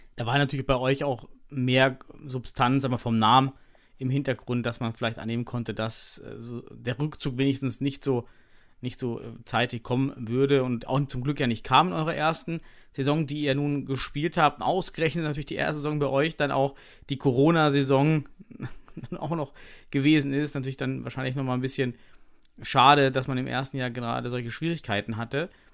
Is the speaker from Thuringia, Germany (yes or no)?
yes; Thuringia, Germany; moved away; ich komme selber aus Thüringen, habe dort äh, meine Kindheit verbracht, auch meine Studienzeit